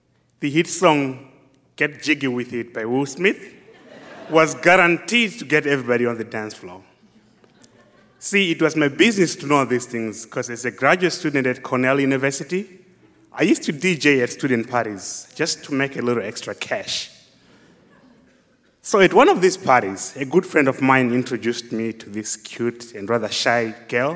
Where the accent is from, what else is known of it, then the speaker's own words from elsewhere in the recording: Zimbabwe; moved away; do my own field research work in my home country, Zimbabwe